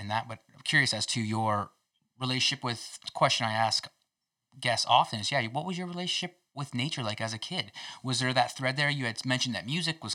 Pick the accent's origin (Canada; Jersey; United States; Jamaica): Canada; Kingsville, Ontario; So I'm from Ontario as well. Southwestern Ontario. So right down in Kingsville, Ontario, actually.